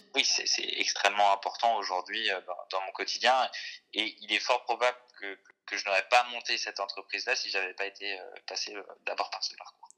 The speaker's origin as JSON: {"language": "French", "area": "Jura", "region": "Bourgogne-Franche-Comté", "country": "France", "tie": "born or raised there", "moved": "yes", "said": "je, crois que je suis né dans le Jura et en fait, là-bas, c'est un ancien terrain lapidaire."}